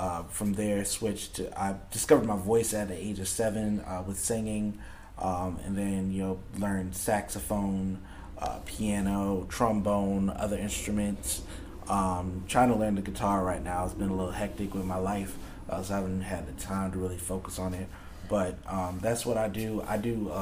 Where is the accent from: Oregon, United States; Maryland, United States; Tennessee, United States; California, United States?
Maryland, United States; Silver Spring; I'm born and raised in Maryland